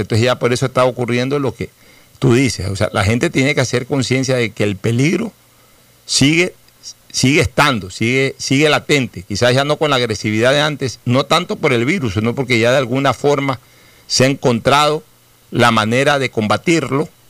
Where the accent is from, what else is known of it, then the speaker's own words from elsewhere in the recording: Guayaquil, Guayas, Ecuador; también soy guayaquileño.